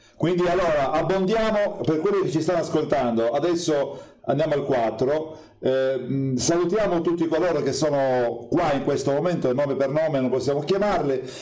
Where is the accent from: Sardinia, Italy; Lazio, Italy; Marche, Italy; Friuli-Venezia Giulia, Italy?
Sardinia, Italy; io sono sardo